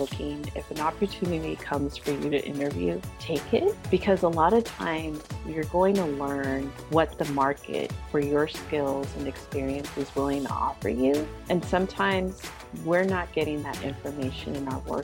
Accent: the Bay Area, California, United States; moved away as an adult; now in Brooklyn, New York, United States; I'm originally from the Bay Area

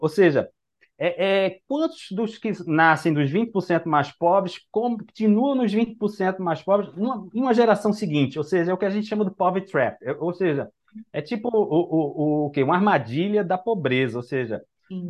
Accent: Recife, Pernambuco, Brazil; eu sou daqui de, de Recife

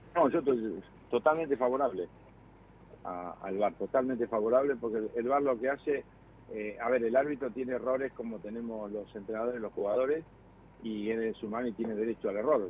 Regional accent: Argentina

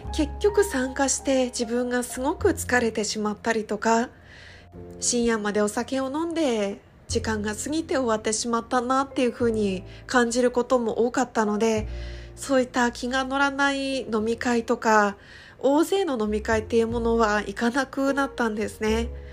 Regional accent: Iwate, Japan; moved away as an adult; now in Okinawa, Japan; 地元の岩手県から沖縄県の離島、沖縄の本島からさらに400キロ下に下がった世界地図とか Google マップで見るともう台湾が一番近いっていうちっちゃな離島に移住をして

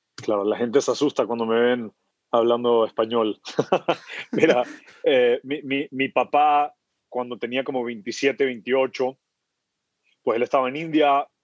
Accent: Guayaquil, Guayas, Ecuador; moved away as an adult; also born or lived in Kenya / United States; me, crié en Guayaquil toda la vida

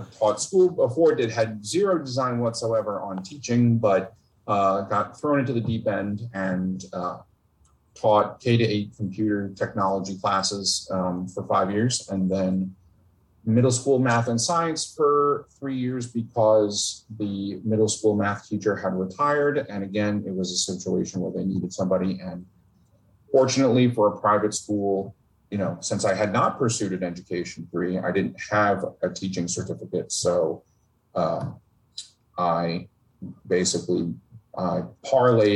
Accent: Northern New Jersey, United States; I grew up in Northern New Jersey.

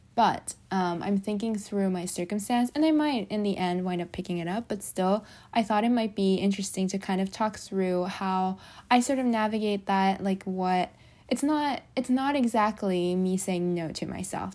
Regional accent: Japan; moved away; I come from Japan, which is where we have a lot of earthquakes

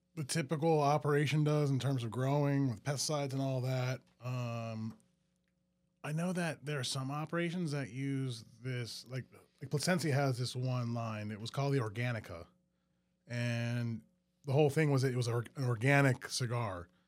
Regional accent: Metairie, Louisiana, United States; also born or lived in New Orleans; I grew up in Metairie, but yeah, uh, went to school in New Orleans

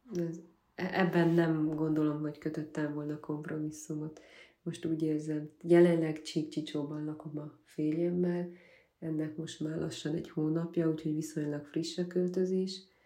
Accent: Gyergyóújfalu, Harghita County, Romania; also born or lived in Miercurea Ciuc / Budapest; Gyergyó új faluban nőttem fel, és ott állt a gyermekkorom

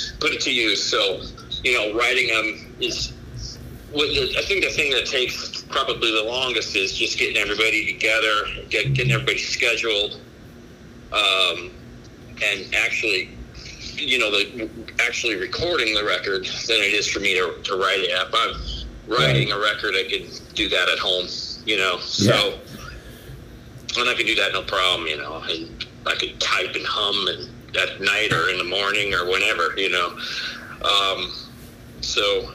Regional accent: Chicago, Illinois, United States; moved away as an adult; now in Illinois, United States; I was from Chicago and then moved down here because my wife's from down here

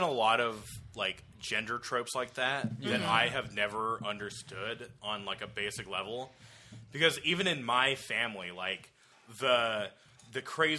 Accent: Dallas, Texas, United States; we're from Dallas.

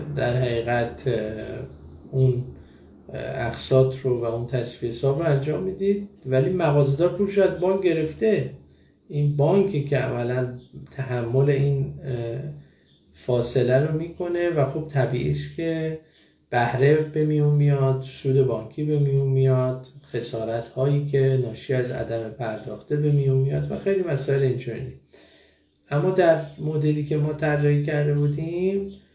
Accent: Iran; moved away as an adult; که من از ایران مهاجرت کردم

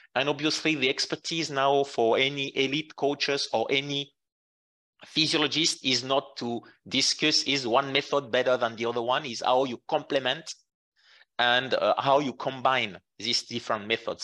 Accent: Jura mountains, Bourgogne-Franche-Comté, France; born or raised there; English is a second language; moved away as an adult; also born or lived in Qatar; now in Lausanne, Switzerland

